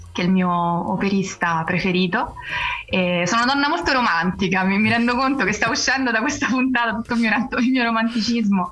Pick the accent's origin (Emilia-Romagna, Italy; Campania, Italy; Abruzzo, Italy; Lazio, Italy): Lazio, Italy; Rome; geograficamente sono romana, romana de Roma